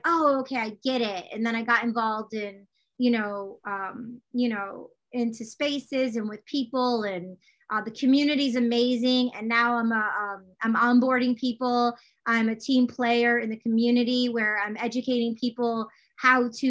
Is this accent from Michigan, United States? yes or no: yes; Detroit, Michigan, United States; growing up in Detroit, Michigan, out in the suburbs